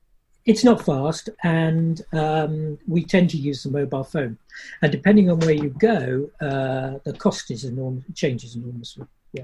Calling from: Alvor, Faro, Portugal; We're on the south coast of Portugal, the Algarve, and we're sitting in a little, it's rather a large estuary actually called Alvor, which is absolutely beautiful, absolutely stunning.

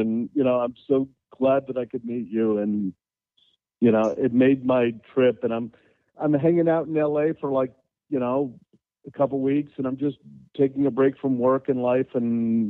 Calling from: San Francisco, California, United States; Generally, I'm calling from San Francisco, but I'm out in Redondo Beach.

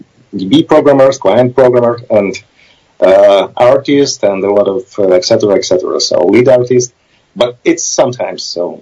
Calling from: Kyiv, Ukraine; I'm Skyping from Kyiv, Ukraine. Part of our team was in Kyiv, part in New York, so... now I'm in Kyiv, Ukraine

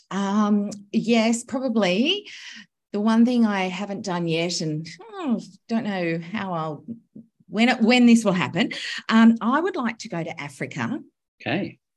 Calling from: Sydney, New South Wales, Australia; I'm coming to you from um, home today in Sydney

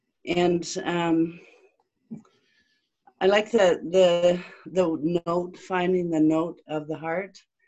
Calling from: Southeast British Columbia, Canada; I'm calling from Southeast BC in Canada.

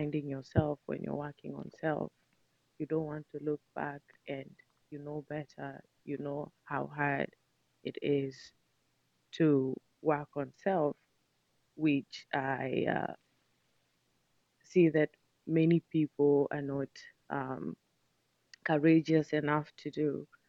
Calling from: Seattle, Washington, United States

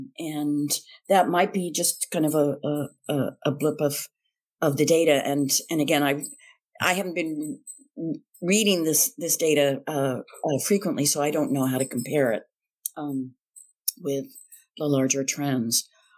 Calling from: Redwood City, California, United States; I am calling from Redwood City, California. I am here in the Bay Area as a visiting professor at Stanford for the winter quarter.

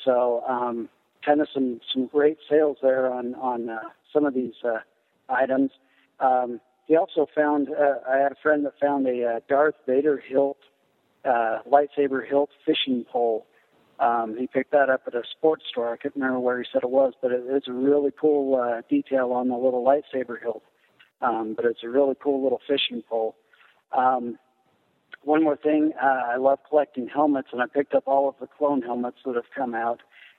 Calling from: Clinton, Utah, United States; I'm calling from Clinton, Utah.

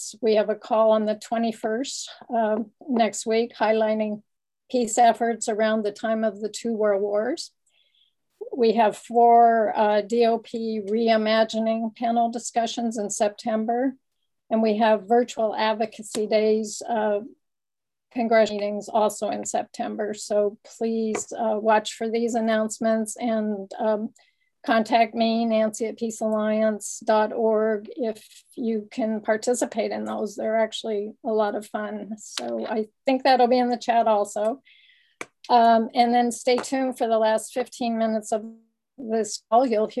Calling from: California, United States; I come to you all from the Ohlone lands in the San Francisco Bay Area, and I'm really happy to be with you.

